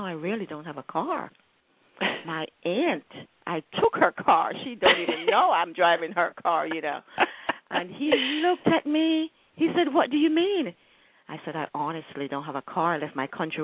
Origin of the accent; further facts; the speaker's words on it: Jamaica; moved away as an adult; now in Alexandria, United States; I'm from Jamaica